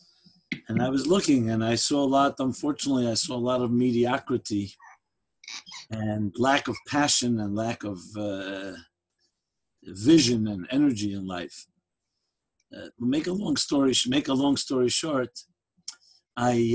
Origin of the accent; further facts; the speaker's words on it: New York City, New York, United States; I grew up in Crown Heights, USA.